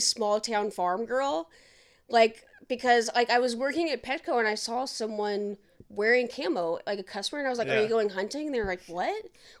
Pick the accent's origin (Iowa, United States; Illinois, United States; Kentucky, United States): Kentucky, United States; Campbellsville; also born or lived in Indianapolis, Indiana; now in Boston, United States; when I first moved from Kentucky, like my hometown, to Indianapolis.